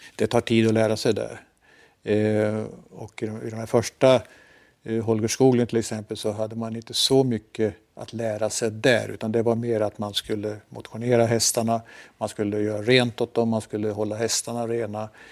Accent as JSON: {"language": "Swedish", "town": "Forsa", "region": "Gävleborg County", "country": "Sweden", "tie": "born or raised there", "moved": "yes", "said": "Jag eh, kommer från en liten eh, by i Hälsingland som heter Forsa"}